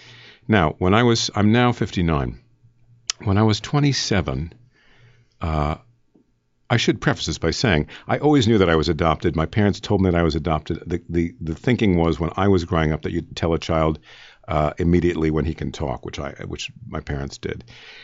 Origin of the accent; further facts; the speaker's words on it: New York City, New York, United States; born there; I was born in New York City.